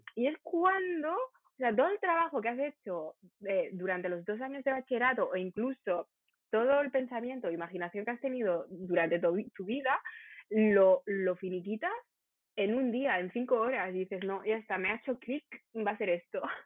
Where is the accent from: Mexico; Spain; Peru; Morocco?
Morocco; Rabat, Rabat-Salé-Kénitra; Yo de Rabat.